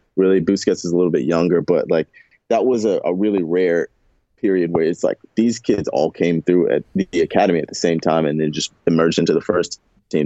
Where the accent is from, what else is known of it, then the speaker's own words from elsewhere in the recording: the South, United States; I'm from the South